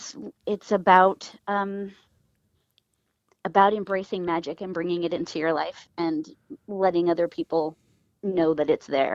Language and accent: English; Los Angeles, California, United States; moved away as an adult; also born or lived in Bellflower, California / Orange County, California; now in Portland, United States; I grew up mostly in LA and Orange County. I went to five different elementary schools in three different states